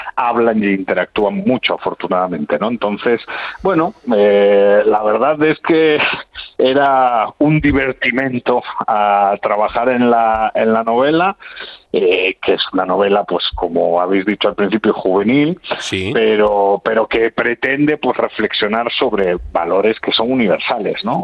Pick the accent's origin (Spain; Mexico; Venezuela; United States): Spain; Puerto de Vega, Asturias; los que viven allí y hemos crecido allí, el noroccidente asturiano